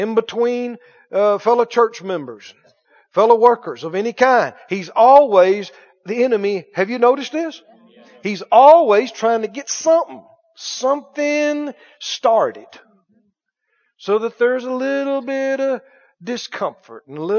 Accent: Mississippi, United States; I'm from Mississippi. And I've done split a lot of firewood in my time.

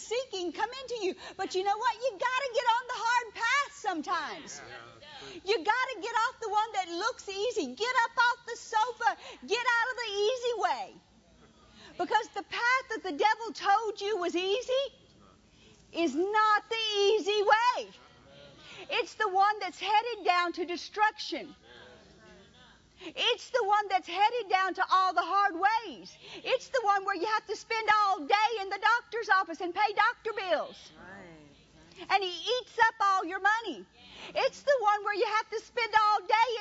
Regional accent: Louisiana, United States; moved away as an adult; also born or lived in Mississippi; I was from Louisiana.

